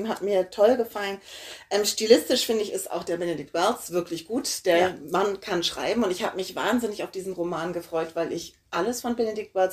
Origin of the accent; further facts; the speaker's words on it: Hamburg, Germany; Also ich bin in Hamburg aufgewachsen, ich bin im Sommer im Kaifubad gewesen in Eimsbüttel.